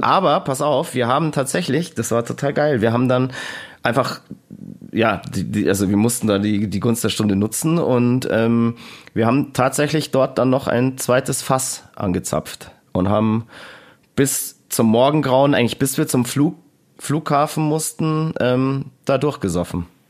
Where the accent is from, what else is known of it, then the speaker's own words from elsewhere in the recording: Germany; was wir als Deutsche hier machen